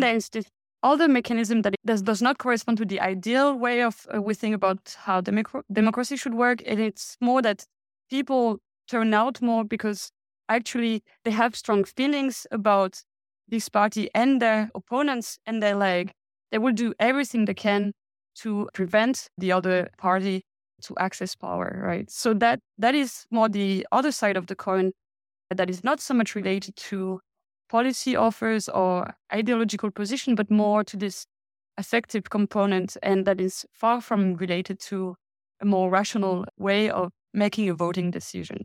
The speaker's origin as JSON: {"language": "English", "country": "France", "moved": "yes", "lives_now": "Denmark", "said": "I come from France"}